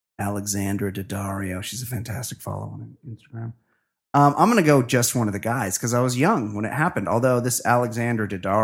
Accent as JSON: {"language": "English", "region": "Alberta", "country": "Canada", "said": "I am also from Western Canada, Alberta. I'm a friend from Alberta. And when I describe, that's where they grow all the wheat."}